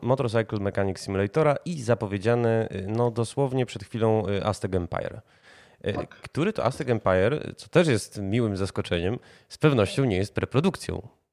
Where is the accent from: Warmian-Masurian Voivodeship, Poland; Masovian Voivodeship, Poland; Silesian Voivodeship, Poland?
Masovian Voivodeship, Poland; Warsaw; jako warszawiacy